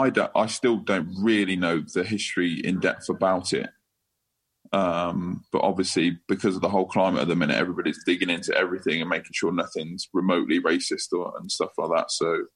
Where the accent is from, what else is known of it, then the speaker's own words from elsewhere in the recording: England, United Kingdom; Because we're English, not because of anything else.